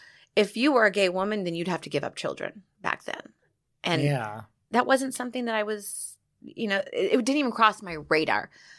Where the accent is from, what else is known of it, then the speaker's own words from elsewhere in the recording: Laguna Beach, California, United States; I grew up in Laguna Beach, which is a very gay-friendly town, but it was a gay men.